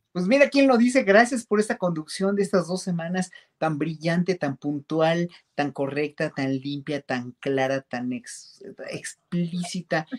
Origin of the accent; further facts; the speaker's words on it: Mexico; como pueblo mexicano